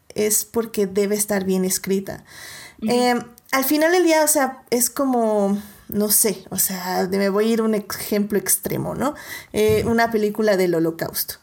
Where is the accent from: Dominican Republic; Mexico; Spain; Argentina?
Mexico; nosotros como mexicanos